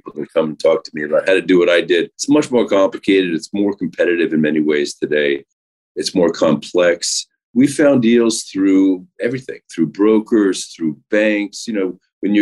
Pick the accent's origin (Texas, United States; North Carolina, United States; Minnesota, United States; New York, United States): New York, United States; New York City; I grew up in New York City on the Upper West Side